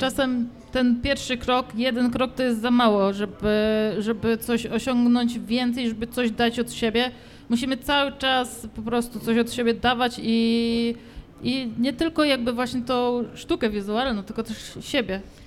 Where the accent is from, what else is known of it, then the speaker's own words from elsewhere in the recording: Radymno, Subcarpathian Voivodeship, Poland; now in Łódź, Poland; u mnie e, w Radymnie, skąd pochodzę